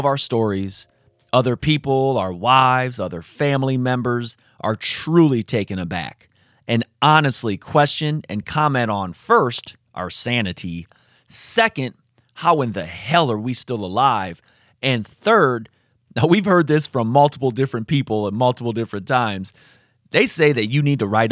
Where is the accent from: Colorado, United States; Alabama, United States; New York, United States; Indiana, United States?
Indiana, United States; South Bend; the neighborhood that I grew up in, Sunnymead, in South Bend, Indiana.